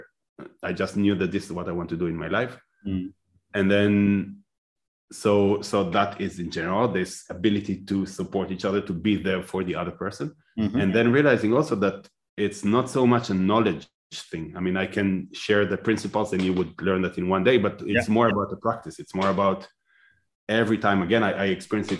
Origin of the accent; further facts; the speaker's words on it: Israel; moved away as an adult; now in Netherlands; I was born and raised in Israel